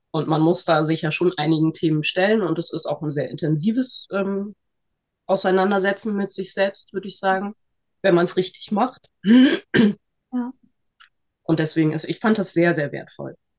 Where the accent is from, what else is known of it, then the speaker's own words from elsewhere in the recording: Northern Germany, Germany; ich bin 41 und ich bin ähm, aus Norddeutschland und Heilmittelerbringerin.